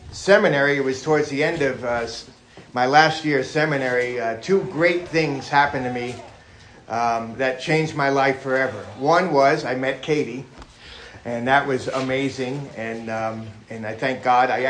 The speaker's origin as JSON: {"language": "English", "town": "New York City", "region": "New York", "country": "United States", "tie": "born or raised there", "also_born_or_lived": "Florida, United States", "said": "And growing up in New York City and Florida and different places I grew up"}